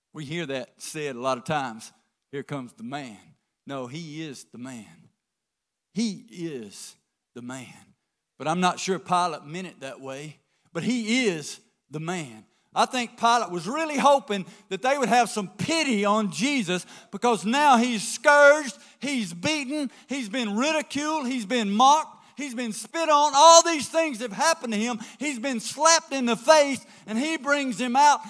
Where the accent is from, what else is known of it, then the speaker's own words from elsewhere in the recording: the South, United States; we're from the South, so we'll drink tea